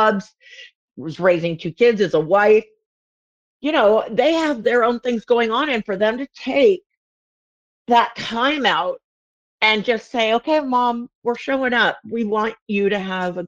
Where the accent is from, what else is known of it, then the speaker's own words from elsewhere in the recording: Southern California, United States; I'm like not from the South, but I'm from Southern California